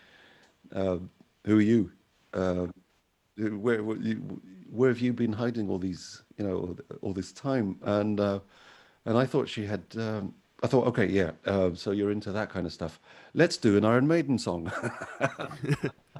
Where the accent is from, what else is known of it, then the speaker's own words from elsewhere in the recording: London, United Kingdom; also born or lived in Algeria; I'm originally from Algeria. I was born there. So, but I grew up in London. From I think I was 4 years old when I got to London in the 80s.